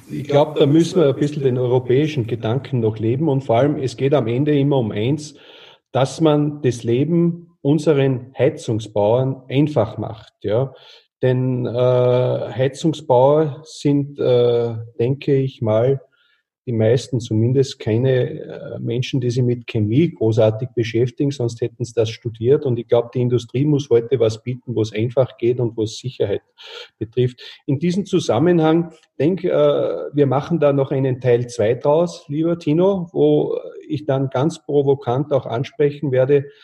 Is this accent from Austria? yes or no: yes; Austria; gerade bei uns in Österreich, aber ich glaube teilweise auch noch bei euch in Deutschland